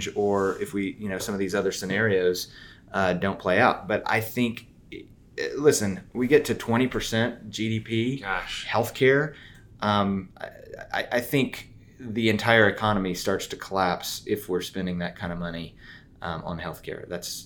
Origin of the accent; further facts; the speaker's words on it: the South, United States; accent: southern; my southern accent